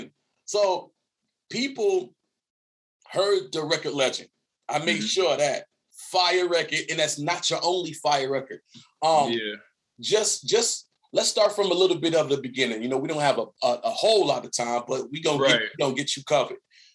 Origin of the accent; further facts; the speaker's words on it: Detroit, Michigan, United States; I'm from Detroit.